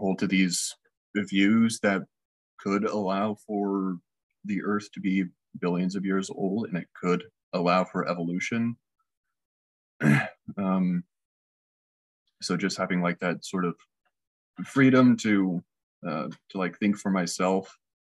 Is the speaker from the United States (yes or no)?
yes; north of Seattle, Washington, United States; now in Kansas City, United States; I grew up in Washington State, north of Seattle a little bit